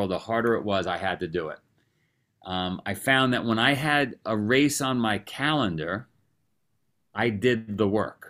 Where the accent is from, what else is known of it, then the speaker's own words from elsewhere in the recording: New York City, New York, United States; moved away as an adult; also born or lived in Vermont; I grew up in Queens, New York.